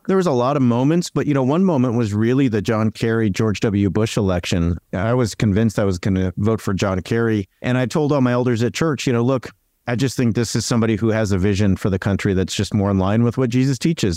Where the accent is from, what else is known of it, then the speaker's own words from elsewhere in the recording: Southern California, United States; I'm from Southern California